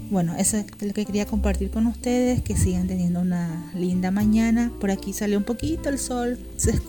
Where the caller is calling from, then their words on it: Paraguay; Un beso grande … de Paraguay.